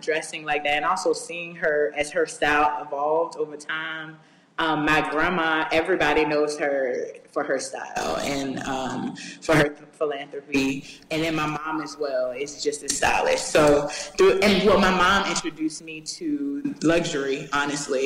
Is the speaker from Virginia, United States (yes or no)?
yes; Richmond, Virginia, United States; moved away as an adult; now in New York, United States; I'm actually born and raised in Richmond, Virginia